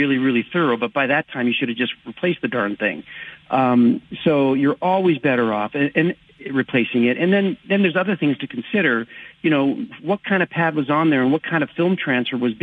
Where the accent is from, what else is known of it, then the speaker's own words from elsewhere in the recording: California, United States; moved away as an adult; now in Las Vegas, United States; I live in Vegas now, but you know, born and raised in California